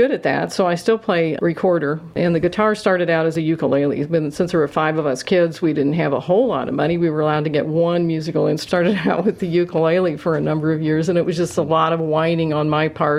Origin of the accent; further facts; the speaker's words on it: Cincinnati, Ohio, United States; moved away as an adult; also born or lived in Indianapolis, Indiana; now in Indiana, United States; I'm from Cincinnati, Ohio, and born and raised there.